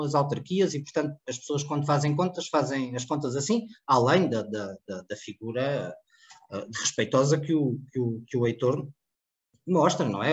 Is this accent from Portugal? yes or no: yes; Cartaxo, Santarém District, Portugal; a minha freguesia, a minha terra, a minha cidade